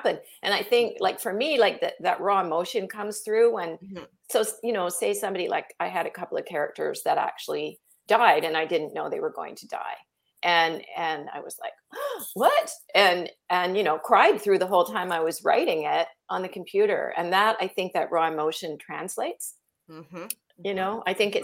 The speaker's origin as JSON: {"language": "English", "region": "Ontario", "country": "Canada", "tie": "born or raised there", "first_language": "English", "moved": "as an adult", "said": "I'm from Ontario. And so, you know, I grew up with English and then we were forced to take French. from grade 3 to about grade 9"}